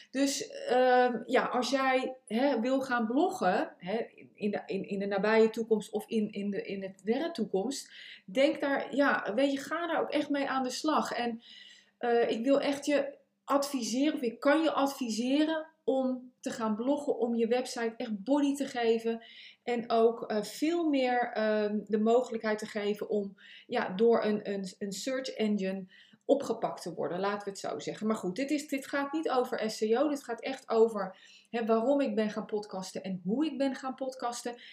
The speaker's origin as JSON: {"language": "Dutch", "town": "The Hague", "region": "South Holland", "country": "Netherlands", "also_born_or_lived": "United States", "accent": "Hague", "said": "Ik, ik, ik heb natuurlijk een Haags accent. Ik heb twintig jaar in Amerika gewoond."}